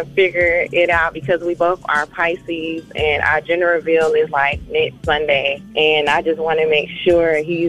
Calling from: Atlanta, Georgia, United States; I'm calling from Atlanta.

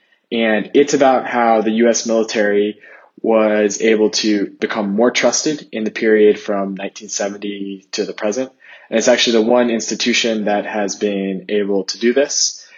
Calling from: Zurich, Switzerland; I'm …, and I'm coming from Zurich, Switzerland.

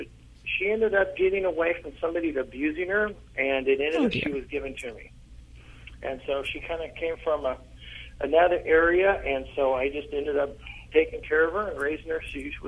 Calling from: Modesto, California, United States; Modesto, California.

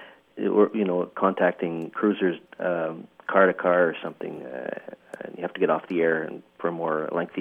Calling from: Ontario, Canada; I'm calling from Ontario, Canada, near Ottawa.

